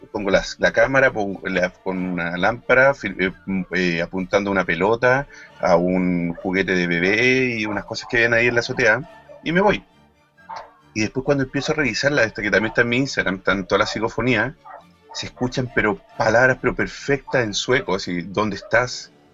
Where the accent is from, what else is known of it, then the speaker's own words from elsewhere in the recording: Chile; como chilenos lo decimos